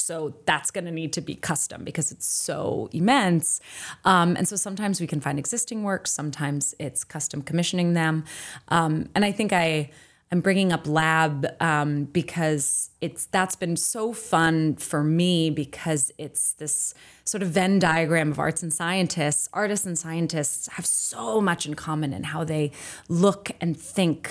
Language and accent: English; New Jersey, United States; also born or lived in Maine; now in Boston, United States; I grew up in New Jersey